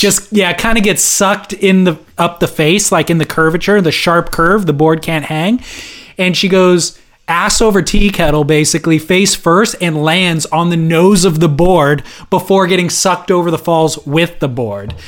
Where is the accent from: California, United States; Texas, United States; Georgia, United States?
California, United States; SoCal; I am from SoCal